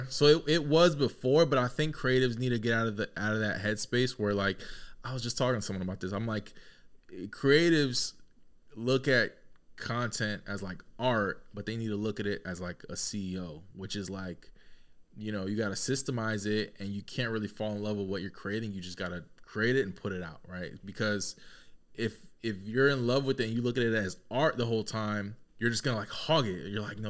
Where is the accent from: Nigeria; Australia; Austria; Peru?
Peru; also born or lived in Connecticut; No, I'm not Mexican. Oh. No, I'm from Peru.